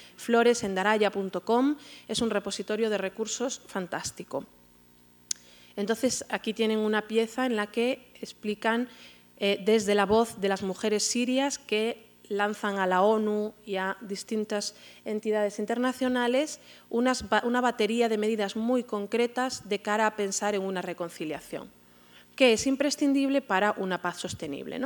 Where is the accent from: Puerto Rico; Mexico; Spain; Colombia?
Spain; como, como, españoles, como españolas